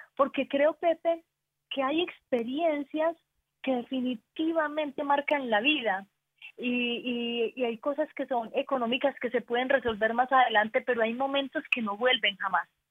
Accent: Antioquia, Colombia; Somos paisas, somos paisas

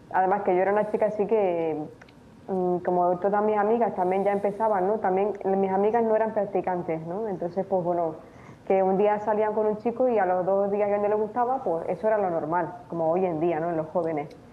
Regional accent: Tenerife, Canary Islands, Spain; moved away as an adult; also born or lived in Romania; now in Murcia, Spain; nací allí y fui fui adoptada por un matrimonio canario y eh, por eso pues, sí, he crecido en España

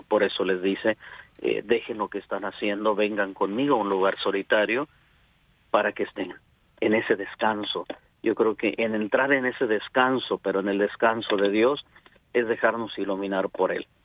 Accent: Celaya, Guanajuato, Mexico; moved away as an adult; now in Dallas, United States; soy originario de Celaya, Guanajuato

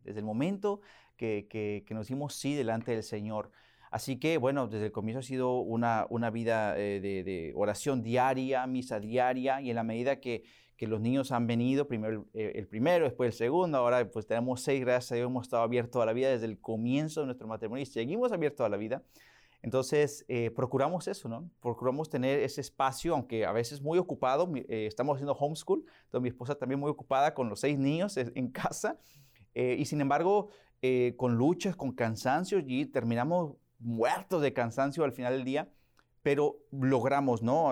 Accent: Oklahoma, United States; Spanish is a second language; moved away as an adult; now in Virginia, United States; Yo nací en Oklahoma, ahí básicamente crecí también

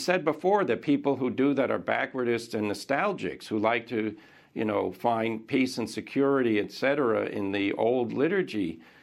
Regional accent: United States; as an American

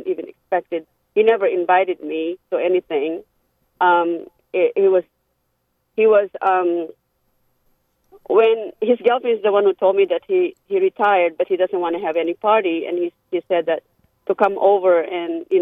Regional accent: Philippines; now in Tampa, United States; I'm Filipino

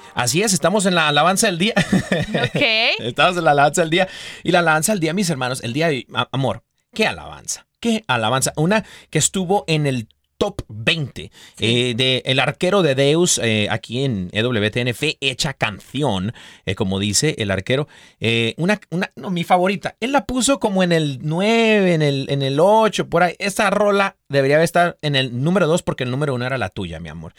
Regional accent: Mexico; yo como mexicano

